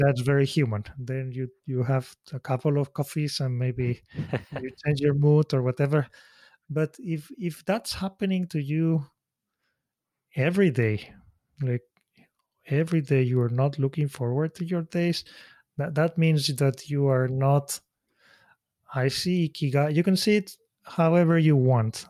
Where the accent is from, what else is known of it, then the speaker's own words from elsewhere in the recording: Spain; moved away as an adult; also born or lived in Switzerland; now in Tokyo, Japan; my hometown in Spain